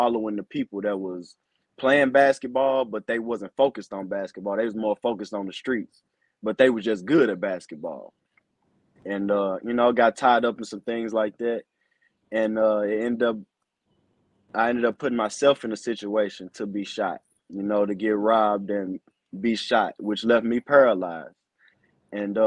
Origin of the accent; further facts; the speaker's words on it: Ferguson, Missouri, United States; I grew up in St. Louis. I, you know, was raised in Ferguson